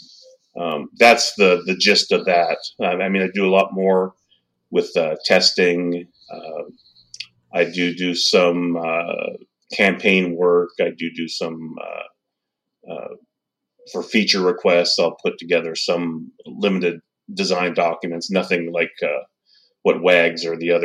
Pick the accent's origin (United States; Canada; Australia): Canada; Surrey, British Columbia; I am from British Columbia, Canada, just outside of Vancouver, a city called Surrey